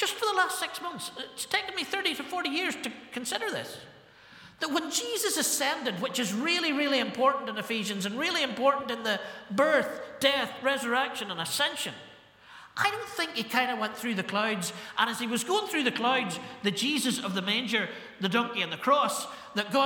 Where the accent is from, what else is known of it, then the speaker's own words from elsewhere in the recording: Ballymena, Northern Ireland, United Kingdom; I was brought up to think in Ballymena when I was 17